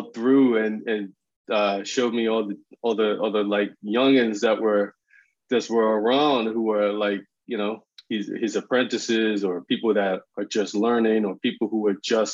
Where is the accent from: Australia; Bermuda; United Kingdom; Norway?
Bermuda; I'm from Bermuda.